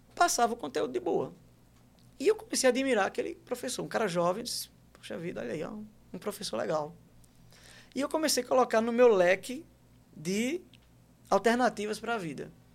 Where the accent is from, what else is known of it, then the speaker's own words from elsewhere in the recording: Maceió, Alagoas, Brazil; moved away as an adult; also born or lived in Santos, São Paulo / Penedo, Alagoas / João Pessoa, Paraíba; E com cinco anos de idade, mais ou menos, a gente chega em Alagoas. Penedo, Maceió, e aí eu fico em Maceió até meus 20 anos